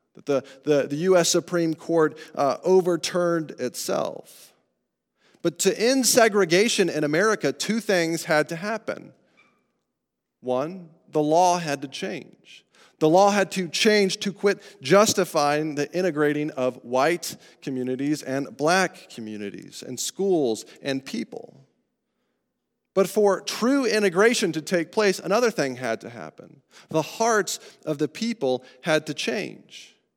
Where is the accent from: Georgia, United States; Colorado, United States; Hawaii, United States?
Colorado, United States; growing up in Colorado